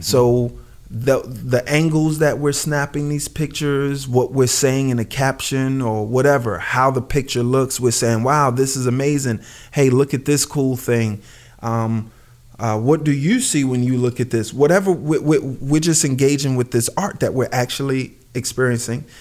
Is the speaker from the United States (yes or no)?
yes; New York City, New York, United States; where I lived in, where I grew up in Brooklyn.